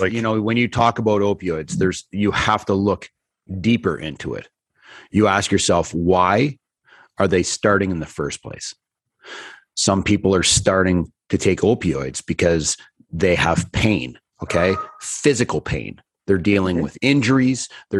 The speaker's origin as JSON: {"language": "English", "town": "North Bay", "region": "Ontario", "country": "Canada", "tie": "born or raised there", "moved": "yes", "said": "This is a guy that I grew up with in North Bay."}